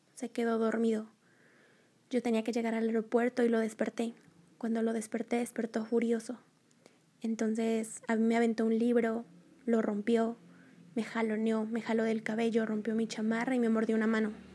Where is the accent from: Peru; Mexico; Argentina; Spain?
Mexico; soy de México, tengo 25 años